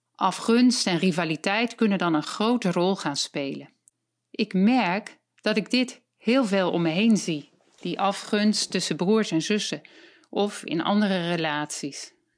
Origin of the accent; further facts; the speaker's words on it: Voorhout, South Holland, Netherlands; ik ben 62 jaar en ik kom uit Voorhout.